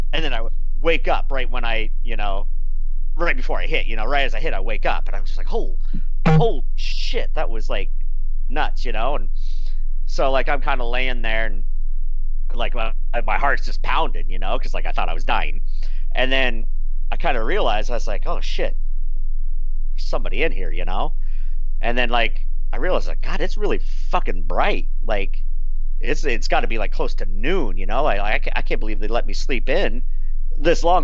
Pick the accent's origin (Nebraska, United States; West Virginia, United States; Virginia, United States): Nebraska, United States; I grew up in Nebraska, small town Nebraska